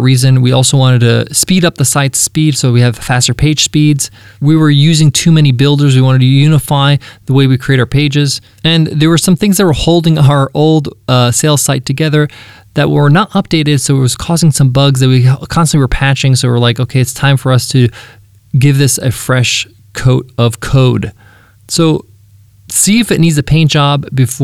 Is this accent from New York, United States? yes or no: yes; Long Island, New York, United States; the American lifestyle, which I grew up in. That's I'm an American